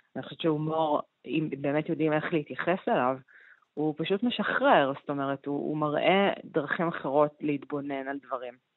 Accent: Argentina; moved away; אני ארגנטינאית

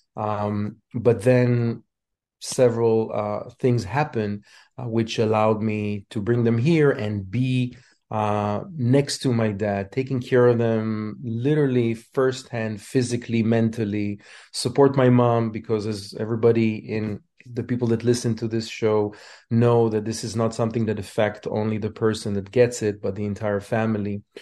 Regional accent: Israel; moved away as an adult; now in United States; I immigrated from Israel.

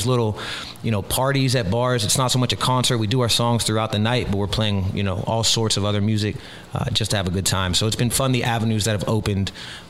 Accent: Key West, Florida, United States; I'm from Key West, started heating up.

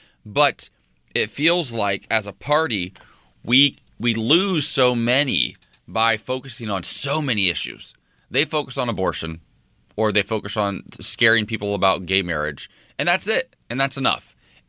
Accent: United States; Here's how frustrated as an American that I am.

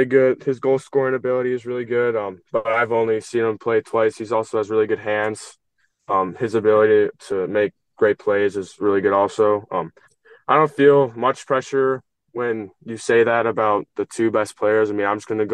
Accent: Edmonton, Alberta, Canada; moved away; Growing up in Edmonton

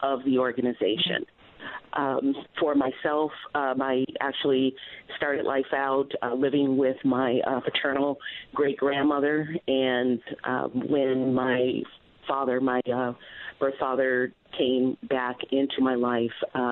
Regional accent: Detroit, Michigan, United States; now in San Diego, United States; growing up in Detroit

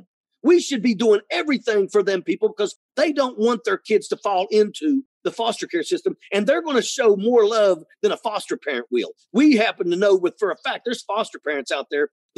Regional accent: Logan County, West Virginia, United States; born or raised there

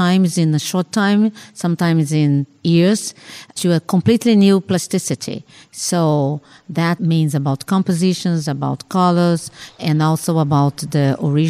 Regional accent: Rio de Janeiro, Brazil; I was born in Rio de Janeiro, no? And grew up there and works and lives there so far

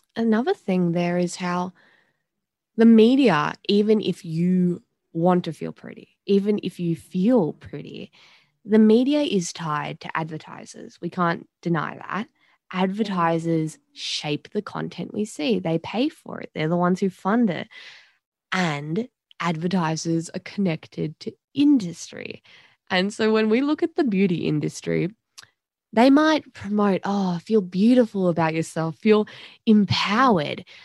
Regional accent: Australia; growing up in Australia

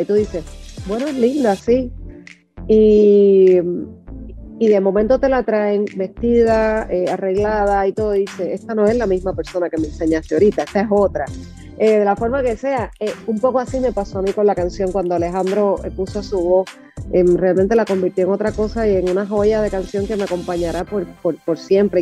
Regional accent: Puerto Rico; Puerto Rico que es mi, obviamente que, es mi tierra y que, es mi cuna

